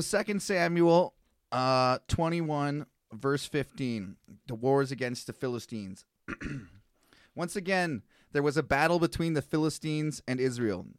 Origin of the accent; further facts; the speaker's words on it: Canada; as a Canadian